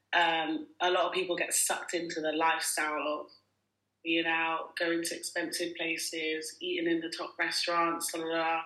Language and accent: English; Nigeria; also born or lived in United Kingdom; now in Dubai, United Arab Emirates; when I grew up in Nigeria